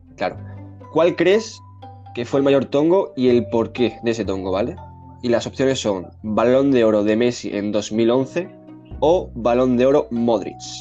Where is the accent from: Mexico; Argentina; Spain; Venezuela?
Spain; somos españoles